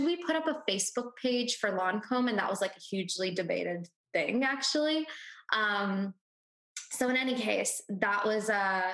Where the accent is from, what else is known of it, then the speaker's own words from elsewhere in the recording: Houston, Texas, United States; also born or lived in India; I was born in India. Then we immigrated to the States when I was 6 months old. I grew up in Houston, Texas